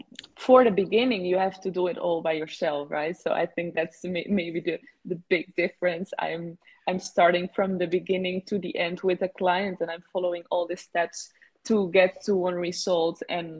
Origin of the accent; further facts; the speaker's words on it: Netherlands; also born or lived in Barcelona, Spain; well, where I'm from, from the Netherlands. My father is Dutch, my mother is Dominican, but I was born in Barcelona, and I have been moving around between these different countries.